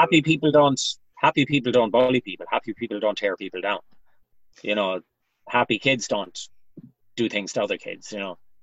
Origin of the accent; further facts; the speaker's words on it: Galway, Connacht, Ireland; I'm from uh, an area known as West Side in Galway. It's kind of a large estate area known for its uh, joyriding back in the days and antisocial behavior. It's a bit better now, thank God. So uh, yeah, so I grew up here